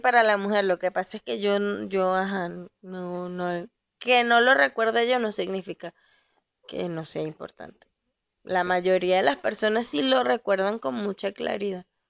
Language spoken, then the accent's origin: Spanish; Valencia, Carabobo, Venezuela; moved away; de donde yo soy, en Santa Rosa, en Valencia, Venezuela